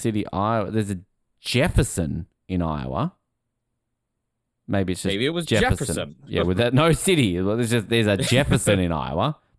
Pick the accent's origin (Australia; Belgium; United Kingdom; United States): Australia; People look at you, oh, are you Australian? Yeah, I'm Australian.